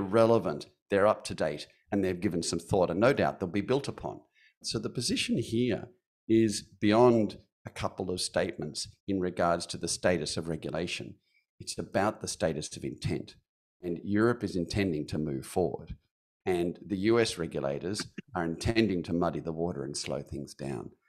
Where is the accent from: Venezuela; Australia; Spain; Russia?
Australia; Perth, Western Australia; from my hometown of Perth